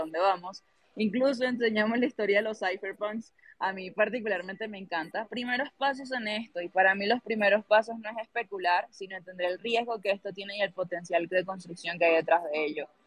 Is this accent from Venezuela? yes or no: yes; Venezuela; now in Colombia; yo soy venezolana, contexto, pero vivo en Colombia